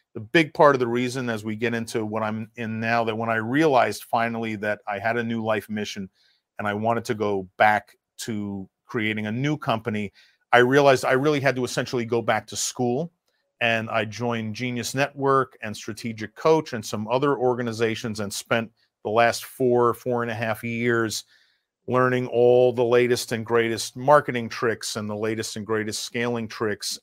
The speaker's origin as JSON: {"language": "English", "region": "New York", "country": "United States", "also_born_or_lived": "Russia / Cambodia", "moved": "as an adult", "said": "Being a New Yorker"}